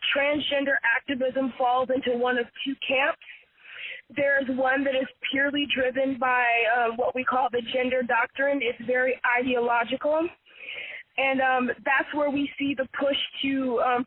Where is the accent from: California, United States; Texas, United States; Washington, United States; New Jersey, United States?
California, United States; San Francisco Bay Area; I'm a California native, born and raised in the San Francisco Bay Area